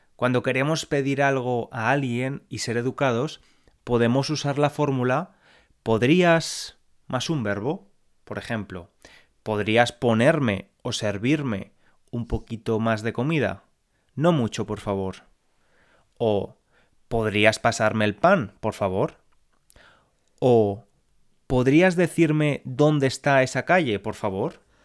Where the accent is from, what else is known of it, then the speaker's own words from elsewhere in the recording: Valencian Community, Spain; now in London, United Kingdom; Yo soy de Valencia, la región de España